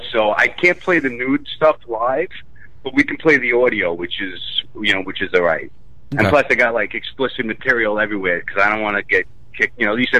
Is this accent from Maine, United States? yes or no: no; Staten Island, New York, United States; Staten Island.